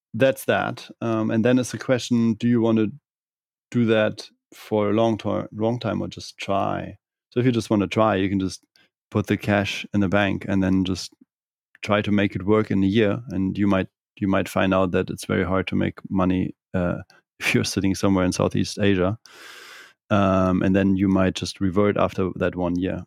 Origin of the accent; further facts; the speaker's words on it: Kiel, Schleswig-Holstein, Germany; English is a second language; moved away as an adult; also born or lived in Bavaria; I'm from the northern part of Germany, from Kiel